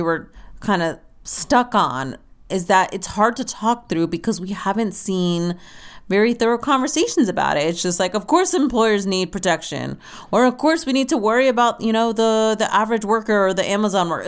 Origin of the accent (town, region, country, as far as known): United States